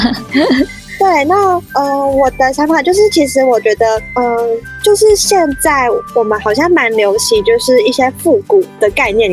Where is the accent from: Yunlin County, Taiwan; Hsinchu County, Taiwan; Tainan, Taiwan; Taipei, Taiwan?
Taipei, Taiwan; 因为我真的是很处在这样的台北人